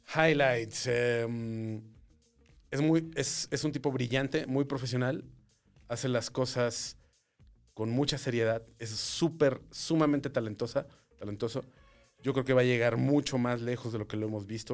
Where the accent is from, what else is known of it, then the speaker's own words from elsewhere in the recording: Torreón, Coahuila, Mexico; moved away; Yo soy de Torreón.